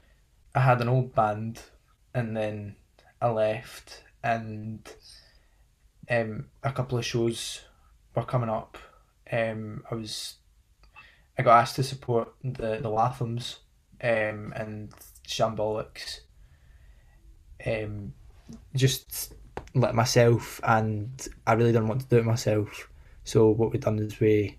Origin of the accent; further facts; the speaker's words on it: Livingston, Scotland, United Kingdom; We're all from Livingston, West Lothian